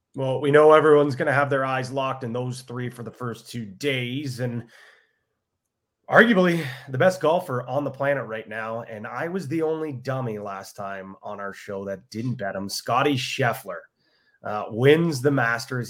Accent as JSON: {"language": "English", "country": "Ireland", "said": "I'm an Irishman."}